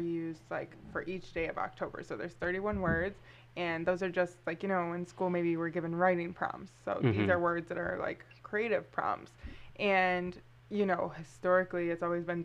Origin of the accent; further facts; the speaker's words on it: Lansing, Michigan, United States; moved away as an adult; also born or lived in London / Miami / Tampa; originally I'm from Lansing, but I just came back at the the beginning of COVID last year